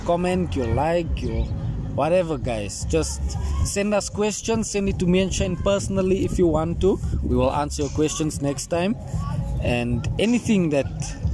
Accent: Eldoret, Uasin Gishu County, Kenya; born or raised there

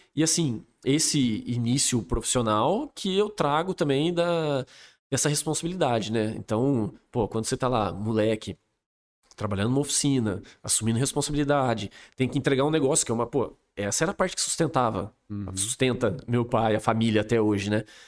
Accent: Espírito Santo do Pinhal, São Paulo, Brazil; moved away as an adult; also born or lived in Campinas / Dublin; eu sou daqui de Pinhal, família inteira daqui de Pinhal, meu pai e minha mãe

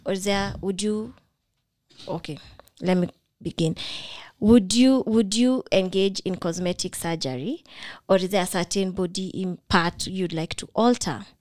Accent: Kenya; I'm that Kenyan sadist

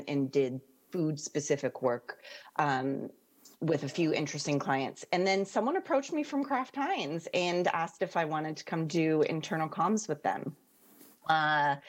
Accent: Canada; moved away as an adult; now in London, United Kingdom; clearly I'm Canadian. Not American.

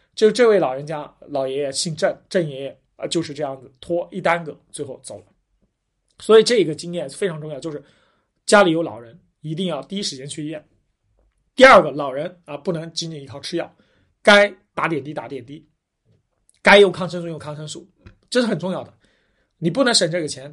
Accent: Huai'an, Jiangsu, China; 我是江苏淮安人

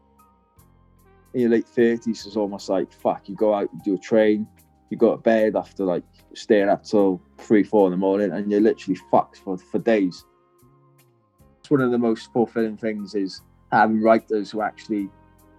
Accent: Wales, United Kingdom; now in North of England, United Kingdom; being a Welsh person living in fucking up north

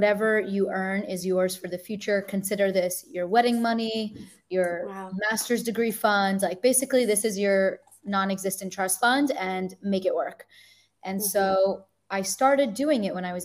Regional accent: New Jersey, United States; moved away as an adult; now in Tel Aviv, Israel; I'm from New Jersey and I've been living in Tel Aviv for about 3.5, going on 4 years now

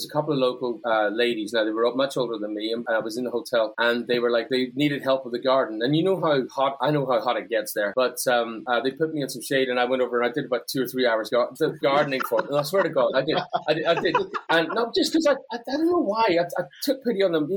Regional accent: Northern Ireland, United Kingdom; I grew up in Northern Ireland.

